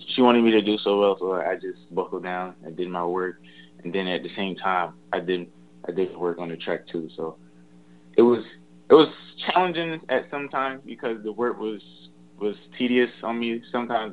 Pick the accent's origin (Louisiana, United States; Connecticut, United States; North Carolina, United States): North Carolina, United States; Knightdale; born or raised there